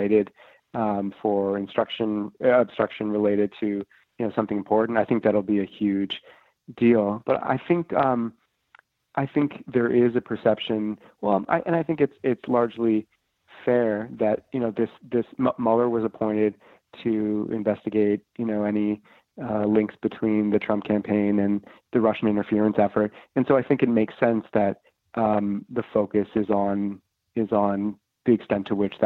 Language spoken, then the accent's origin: English; Canada; moved away as an adult; now in Washington, United States; a Canadian reporter in Washington